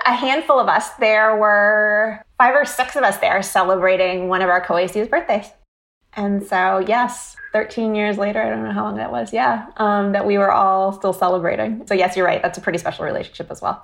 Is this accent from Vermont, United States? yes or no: yes; Vermont near Burlington, United States; moved away as an adult; also born or lived in Philadelphia, Pennsylvania; now in Boston area, United States; I grew up in Vermont near Burlington